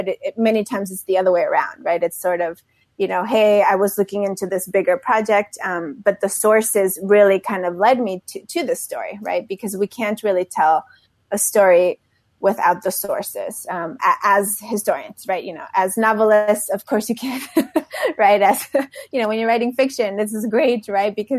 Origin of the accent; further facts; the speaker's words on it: Mexico City, Mexico; moved away; also born or lived in Texas / Delaware; When I was growing up in Mexico City, I went to elementary school there.